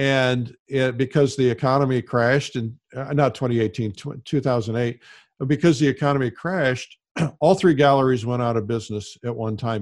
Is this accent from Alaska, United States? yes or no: no; Fort Wayne, Indiana, United States; moved away; also born or lived in Detroit; I was growing up in Fort Wayne, Indiana